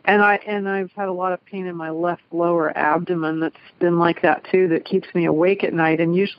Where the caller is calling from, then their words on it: Cincinnati, Ohio, United States; I'm calling from Cincinnati, Ohio with my cat, Katie.